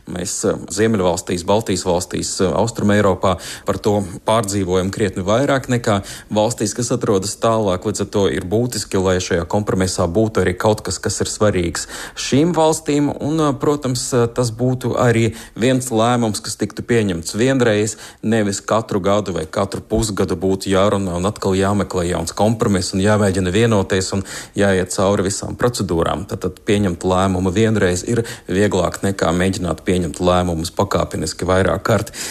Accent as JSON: {"language": "Latvian", "town": "Joniškis", "region": "Šiauliai County", "country": "Lithuania", "said": "Mums uh, ar draugiem ir no mažiem šauļiem, un es no Joniškiem. Mēs katru gadu starp svētku periodu braucam kaut kur uz Latviju."}